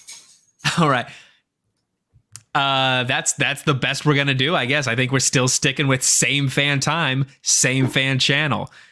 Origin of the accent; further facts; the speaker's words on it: California, United States; I'm from California, okay? It's what we do out here.